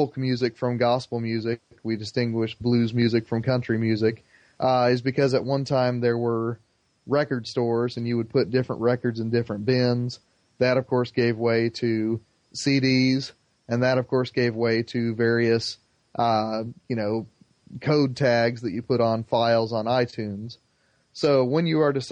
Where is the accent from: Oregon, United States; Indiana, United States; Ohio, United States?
Indiana, United States; Plainfield; in Plainfield, Indiana, my hometown, there is one of the largest mosques in the Midwest.